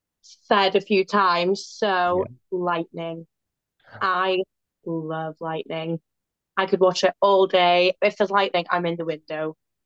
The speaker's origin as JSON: {"language": "English", "region": "Wales", "country": "United Kingdom", "said": "I'm back in Wales. I'm like on home turf."}